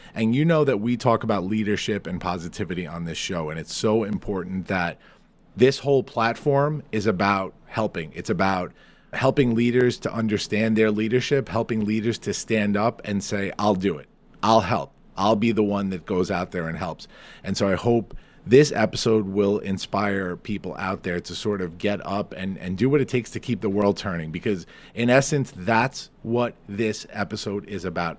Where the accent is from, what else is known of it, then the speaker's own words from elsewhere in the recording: Farmingdale, New York, United States; Farmingdale, New York, my hometown, my place